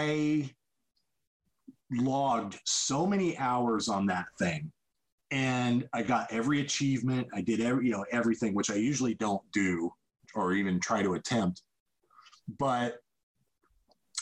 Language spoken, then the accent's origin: English; Indiana, United States; moved away as an adult; now in Los Angeles, United States; I've lived here for 25 years. I'm not originally from here. I'm from Indiana